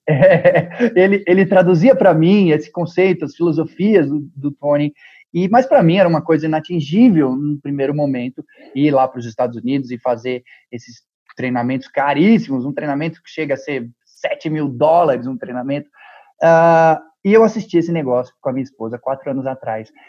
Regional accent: Brazil; eu sou do Brasil

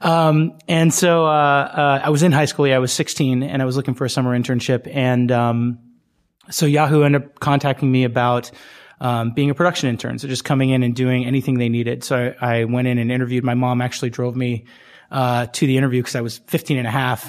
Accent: Bay Area, California, United States; I grew up in the Bay Area

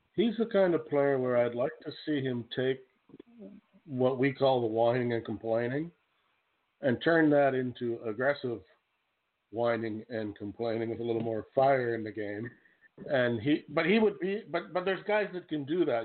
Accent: Canada; I'm from Canada

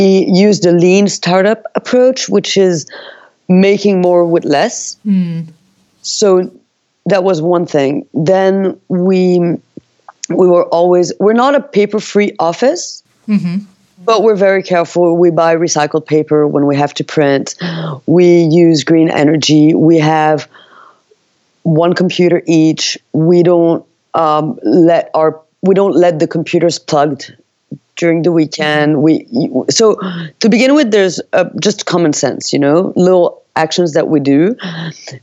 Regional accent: Valais, Switzerland; I was born in Valais, which is Valais, in Switzerland

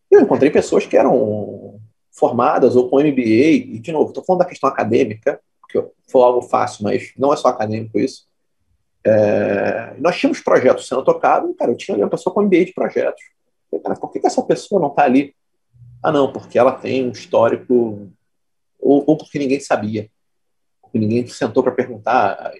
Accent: Petrópolis, Rio de Janeiro, Brazil; moved away as an adult; now in Rio de Janeiro, Brazil; eu não sou carioca, eu sou de Petrópolis. É, nasci e fui criado na Serra vim para o Rio fazer faculdade

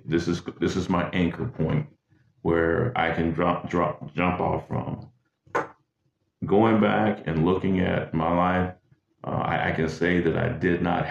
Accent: Greenwood, Mississippi, United States; moved away as an adult; also born or lived in Hopkinsville, Kentucky; I'm from Greenwood, Mississippi. Originally born there, raised there until I enlisted in the military

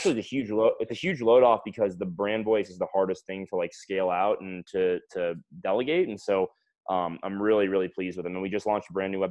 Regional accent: Fort Lauderdale, Florida, United States; also born or lived in Atlanta; I am from South Florida, Fort Lauderdale area, Broward County. I went to Emory University in Atlanta.

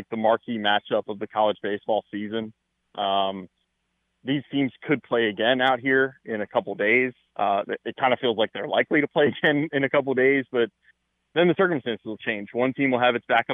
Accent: Kernersville, North Carolina, United States

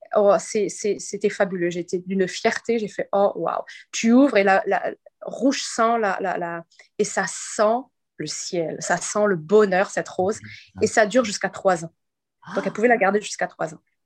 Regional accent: Quebec, Canada; je suis québécoise aussi

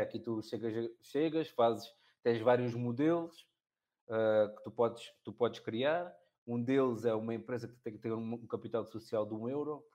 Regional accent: Olhão, Algarve, Portugal; Olhão, que é, que é, que é a minha terra

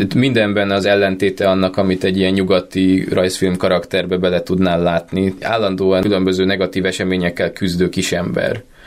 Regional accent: Budapest, Hungary; szerettem Budapesten gyerek lenni

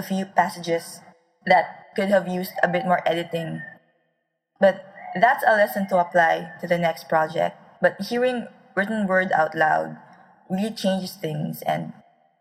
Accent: Philippines; I am a Filipino author

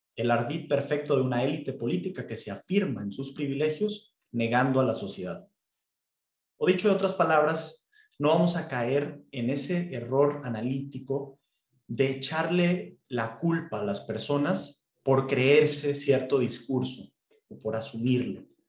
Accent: Mexico; nuestro presidente

